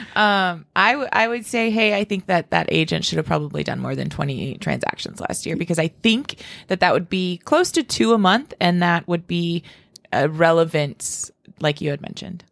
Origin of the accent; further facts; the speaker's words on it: Spearfish, South Dakota, United States; now in Rapid City, United States; I grew up in Spearfish